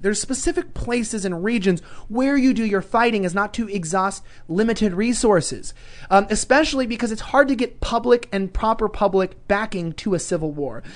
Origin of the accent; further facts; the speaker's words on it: Los Angeles, California, United States; accent: Valley Girl; growing up in Los Angeles